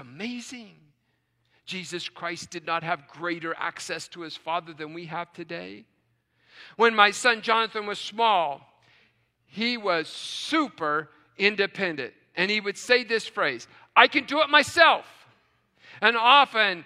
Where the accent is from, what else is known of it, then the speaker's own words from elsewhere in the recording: West Virginia, United States; now in Tucson, United States; growing up in West Virginia